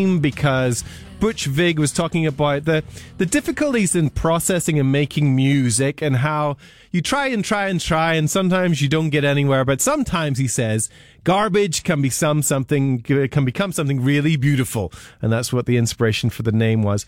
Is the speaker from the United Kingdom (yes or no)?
yes; Northern Ireland, United Kingdom; I grew up in Northern Ireland, so I know the intricacies of it very well.